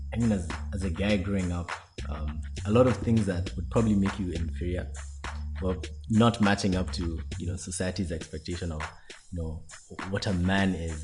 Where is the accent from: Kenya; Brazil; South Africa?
Kenya; I'm from Kenya, first year student as well